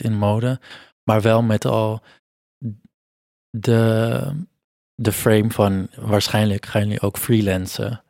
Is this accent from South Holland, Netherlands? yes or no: no; Amsterdam, North Holland, Netherlands; ik ben hier geboren, getogen, geboren in Amsterdam, maar mijn ouders komen van, zijn vanuit Portugal geëmigreerd.